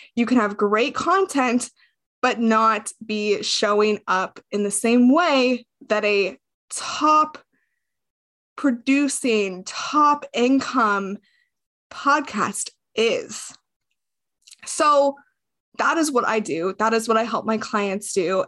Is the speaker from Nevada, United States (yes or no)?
yes; Las Vegas, Nevada, United States; moved away as an adult; I grew up in Las Vegas, Nevada. I lived there up until I was twenty-three years old